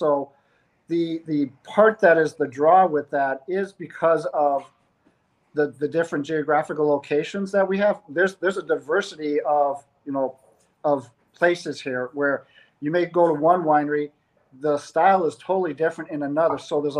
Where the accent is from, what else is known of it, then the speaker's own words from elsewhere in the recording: North Dakota, United States; moved away; the amount of time that we grew up in North Dakota and the time that we spent there